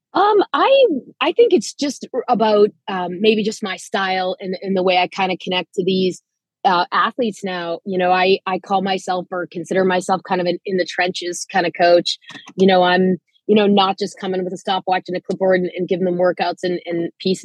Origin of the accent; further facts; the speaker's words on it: Manitoba, Canada; moved away; I myself was sort of a quasi international student athlete. I'm from Canada